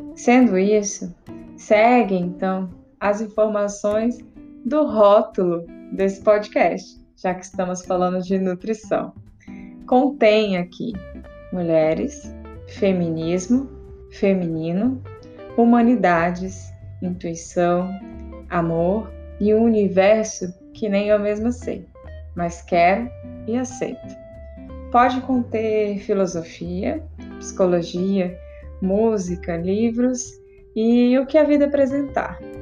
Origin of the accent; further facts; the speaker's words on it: interior of Rondônia, Brazil; sou do interior de Rondônia